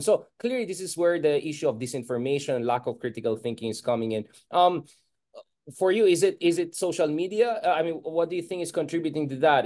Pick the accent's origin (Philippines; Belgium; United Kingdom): Philippines; Baguio, Cordillera Administrative Region; I come from, you know, the north. I was born in Baguio, literally Marcos Highway almost